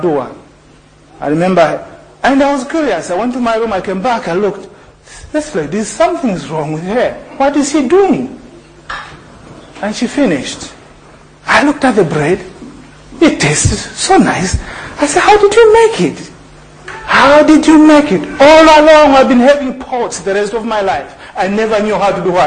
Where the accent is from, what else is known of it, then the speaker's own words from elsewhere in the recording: Zambia; moved away; also born or lived in Lesotho; when I grew up in Zambia